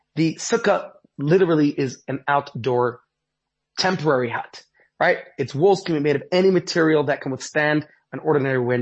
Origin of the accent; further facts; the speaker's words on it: New York City, New York, United States; now in Johannesburg, South Africa; growing up in Brooklyn, New York